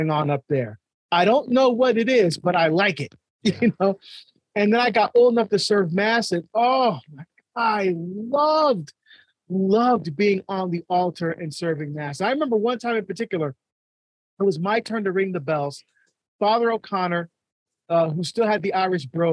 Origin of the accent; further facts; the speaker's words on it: Barbados; now in United States; I was born in Barbados in the West Indies, and we're first generation to come to the United States